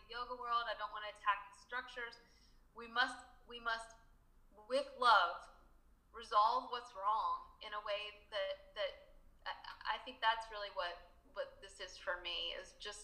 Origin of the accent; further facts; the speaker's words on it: Charlottesville, Virginia, United States; moved away as an adult; also born or lived in Spain / San Francisco; my hometown in Charlottesville